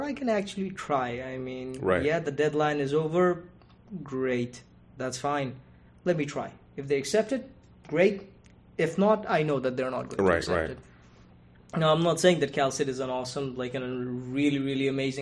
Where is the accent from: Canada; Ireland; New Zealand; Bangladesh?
Bangladesh; moved away as an adult; also born or lived in San Marcos, California; now in United States; I'm from the country of Bangladesh